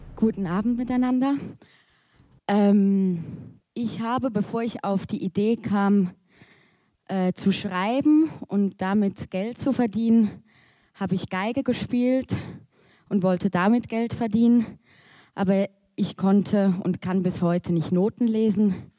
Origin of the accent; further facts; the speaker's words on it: Switzerland; als Schweizerin oder halb Schweizerin